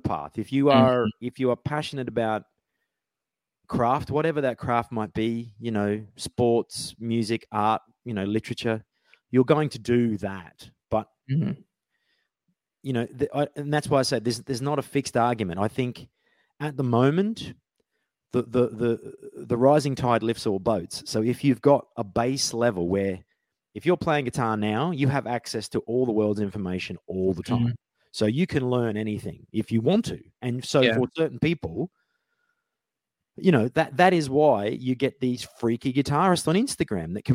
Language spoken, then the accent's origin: English; Australia; moved away as an adult; also born or lived in Brisbane, Queensland; now in London, United Kingdom; I grew up in Outback Australia